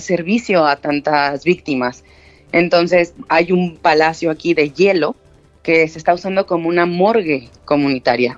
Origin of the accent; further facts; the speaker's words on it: Mexico; now in Spain; yo soy mexicana